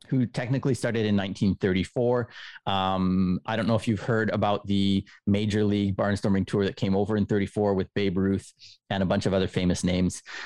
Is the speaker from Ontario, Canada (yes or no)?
no; Winnipeg, Manitoba, Canada; moved away as an adult; also born or lived in Japan; now in Kobe, Japan; I am from Winnipeg, Canada, right in the very smack in the middle of the coldest part of the nation. Um, I w, I lived there through my university years